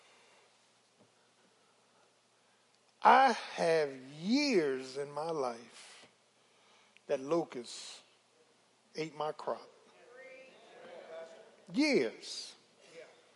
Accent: Philadelphia, Pennsylvania, United States; I'm from South Philly

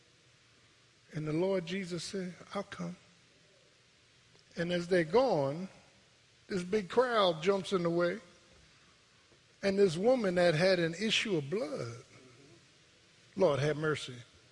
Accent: Philadelphia, Pennsylvania, United States; I was born in Pennsylvania Hospital on the 8th floor

